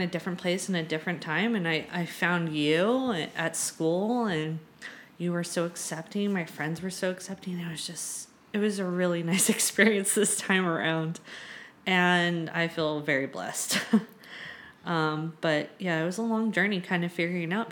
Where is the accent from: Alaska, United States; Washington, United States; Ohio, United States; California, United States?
California, United States; Southern; moved away as an adult; now in San Francisco, United States; I'm from Southern California.